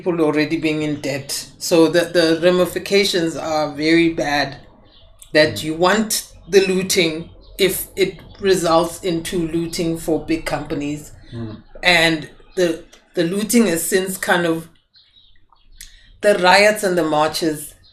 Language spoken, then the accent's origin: English; Johannesburg, Gauteng, South Africa; being a South African